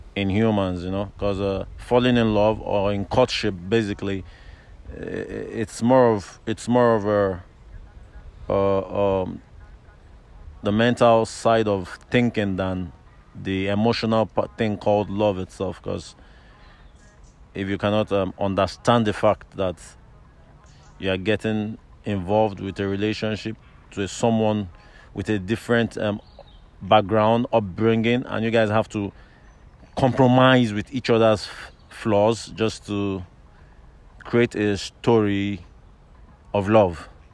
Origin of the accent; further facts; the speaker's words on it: Lagos, Nigeria; moved away as an adult; also born or lived in Abuja, Nigeria / Obafemi Awolowo University, Nigeria; now in Ireland; I was born bred up in Lagos